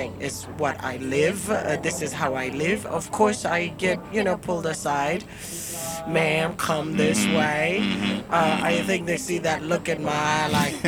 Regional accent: Zimbabwe

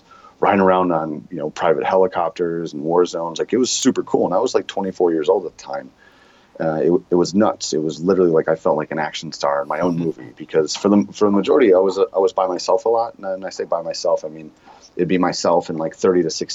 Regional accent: Sheboygan, Wisconsin, United States; moved away as an adult; now in Chicago, United States; I grew up in Sheboygan, Wisconsin

